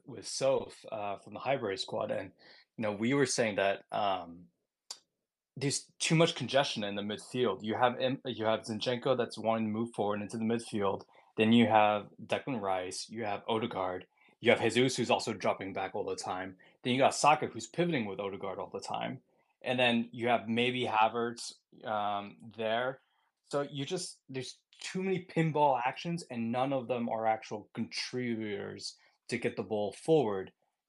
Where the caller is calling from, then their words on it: Boston, Massachusetts, United States; I'm calling from Boston